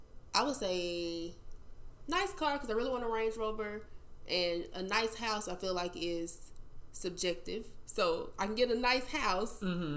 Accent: Mississippi, United States; moved away; also born or lived in Nashville; I am from Mississippi, is where I was raised. Moved to Nashville, lived in Nashville for about 5 to 6 years before I started traveling for work as a social worker.

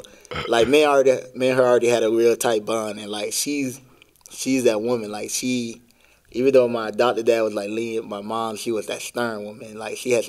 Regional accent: Broward County, Florida, United States; also born or lived in Miami, Florida; I was born in Miami and raised in Broward County

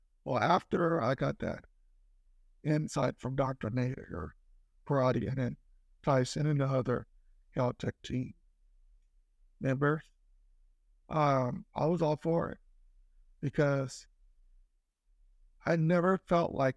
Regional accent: Italy; moved away; growing up in Italy

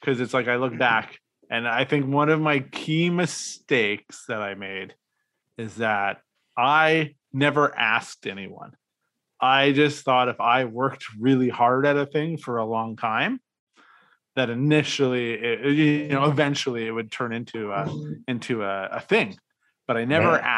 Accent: Regina, Saskatchewan, Canada; a Canadian that lived in Regina, Saskatchewan

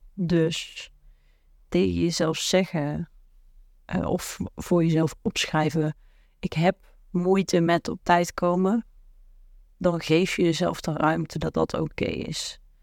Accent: the south, Netherlands; waar ik vandaan kom uit het prachtige zuiden

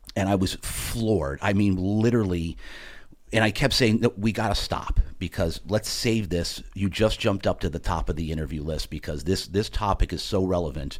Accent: New Jersey, United States; I'm from Jersey

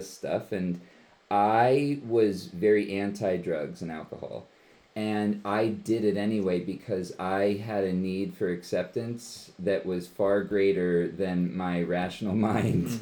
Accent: Levittown, Pennsylvania, United States; I was born and raised in Bucks County, Pennsylvania. I grew up in Levittown

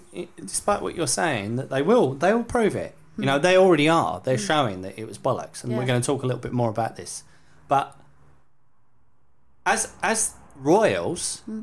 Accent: England, United Kingdom; You know, I'm British. I'm proud to be English. I'm proud to be British.

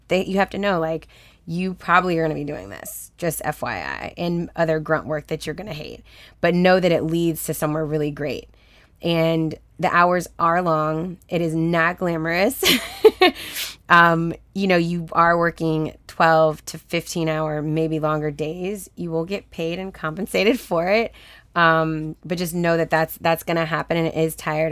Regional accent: Houston, Texas, United States; also born or lived in Los Angeles, United States; now in Atlanta, United States; I'm from Texas, so it's way hotter in Houston.

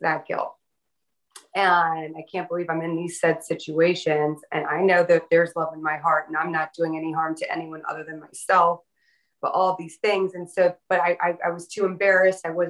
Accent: the South, United States; I was raised in the South by a Northern New York Italian Sicilian Catholic and a man from the mountains of Pennsylvania

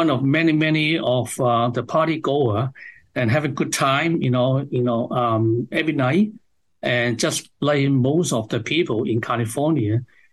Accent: Hong Kong; moved away as an adult; also born or lived in China / United States; now in Toronto, Canada; I was raised up in Hong Kong

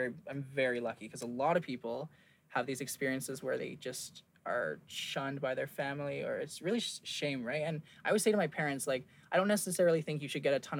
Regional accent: England, United Kingdom; born there; My parents, so my dad's was from England. I was born in England, blah, blah, blah.

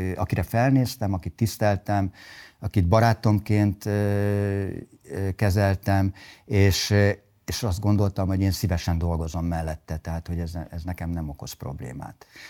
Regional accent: Budapest, Hungary; also born or lived in Sopron; Én budapestiként tanultam Sopronban.

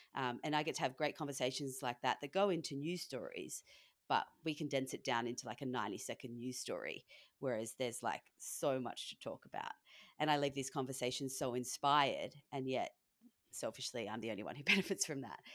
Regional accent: Australia; now in California, United States; being Australian in America is great

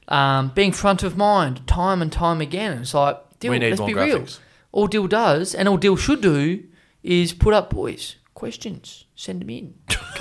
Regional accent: Australia; us as an Australian public cricket nation

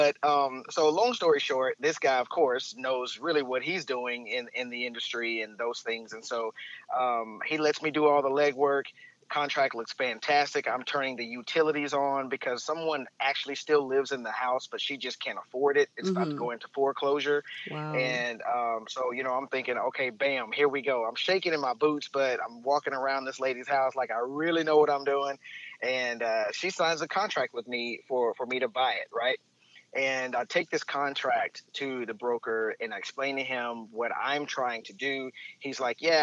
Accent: Plano, Texas, United States; accent: country; I'm from here, actually. I'm a Plano baby, as people call it

